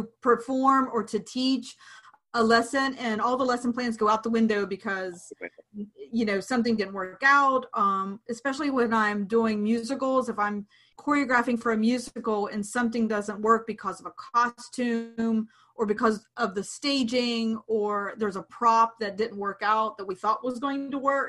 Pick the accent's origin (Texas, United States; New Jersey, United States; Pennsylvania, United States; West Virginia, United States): West Virginia, United States; Clarksburg; Clarksburg, West Virginia, my hometown